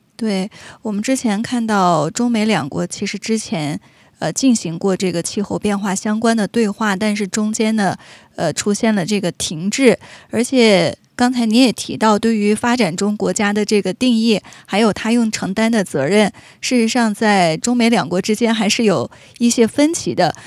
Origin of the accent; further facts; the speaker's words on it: Canada; 我们加拿大人